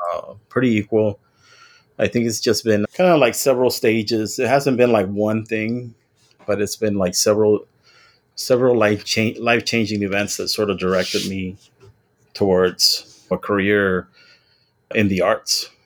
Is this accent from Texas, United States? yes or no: yes; Weslaco, Texas, United States; also born or lived in Nuevo Progreso, Mexico / Kingsville, Texas; I'm originally from the Rio Grande Valley. I was born in West Loco, Texas, and I grew up on both sides of the border